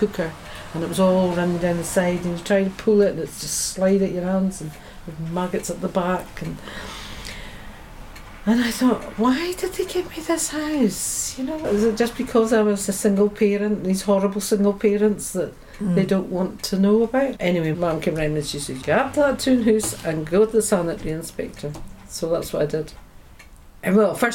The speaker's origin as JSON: {"language": "English", "town": "Beauly", "region": "Scotland", "country": "United Kingdom", "tie": "born or raised there", "also_born_or_lived": "Merkinch, Inverness", "said": "I was brought up in Bewley, which is 12 miles from here"}